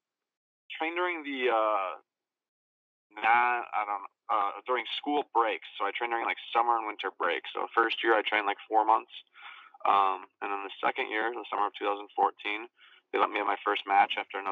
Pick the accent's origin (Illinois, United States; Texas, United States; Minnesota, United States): Illinois, United States; moved away as an adult; also born or lived in Florida; I'm from Illinois, but my parents had moved down to Florida during my sophomore year of college when I was 19